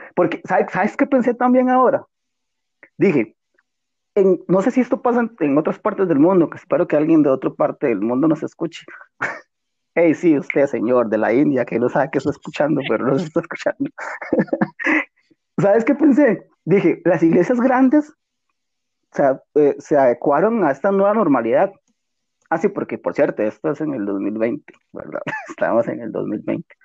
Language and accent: Spanish; Costa Rica; somos de Costa Rica